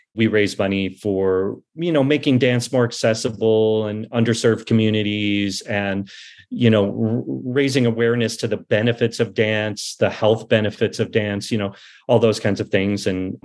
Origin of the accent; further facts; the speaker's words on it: Chicago, Illinois, United States; moved away as an adult; now in Los Angeles, United States; I grew up in Chicago. My mom owned a dance studio, my mom and dad. I moved to Los Angeles in 1987.